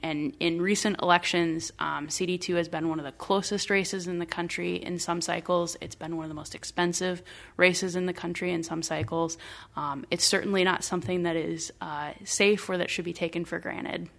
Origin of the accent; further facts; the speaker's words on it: Iowa, United States; moved away as an adult; now in Minnesota, United States; I am originally from Iowa. Um, I'm not a Minnesota native, but, uh, my partner and I have called Minnesota home for the last twelve years.